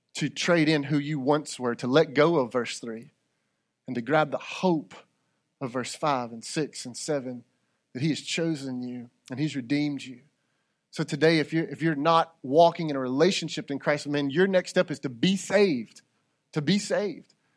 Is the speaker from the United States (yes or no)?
yes; United States; I'm an American